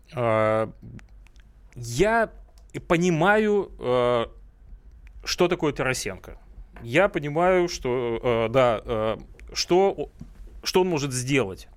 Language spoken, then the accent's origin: Russian; Primorsky Krai, Russia; now in Moscow, Russia; Это мой родной край